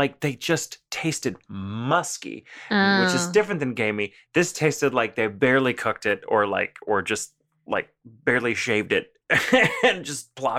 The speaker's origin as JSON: {"language": "English", "region": "the South", "country": "United States", "tie": "born or raised there", "said": "for me, a little white American boy growing up in the South"}